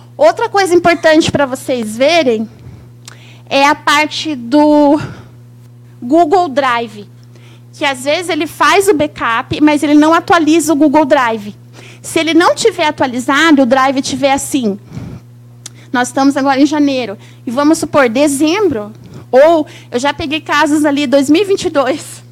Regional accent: São Paulo, Brazil; also born or lived in Santos / Jacareí; now in Curitiba, Brazil; Eu sou paulista, mas eu moro em Curitiba. E é uma honra estar aqui no meu estado, porque eu nasci aqui, eu nasci em Santos, morei em Jacareí

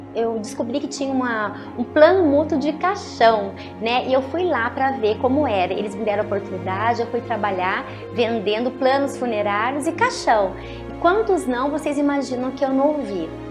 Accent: Aparecida, São Paulo, Brazil; eu sou de uma família bem simples, nascida na cidade de Aparecida do Norte

